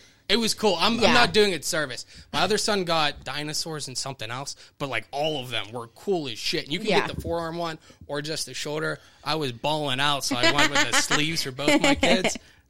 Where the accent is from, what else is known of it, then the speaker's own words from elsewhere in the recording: Pittsburgh, Pennsylvania, United States; I grew up next to Frick Park.